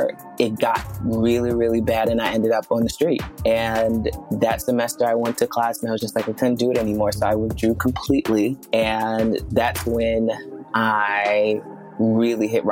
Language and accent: English; New York City, New York, United States; moved away; I was born in Brooklyn, New York, in a neighborhood known as Brownsville, Brooklyn. And if anyone knows about Brownsville, Brooklyn, it is a miracle to have made it out